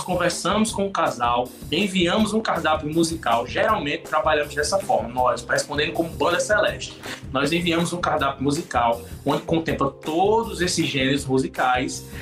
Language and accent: Portuguese; interior of Paraíba, Brazil; nós somos nordestinos, somos do interior da Paraíba